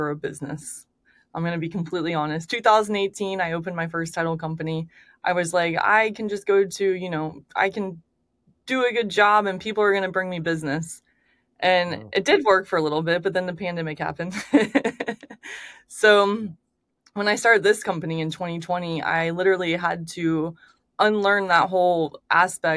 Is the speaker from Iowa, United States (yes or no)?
no; Daytona Beach, Florida, United States; now in Orlando, United States; I grew up in Daytona, but I moved to Orlando when I was 15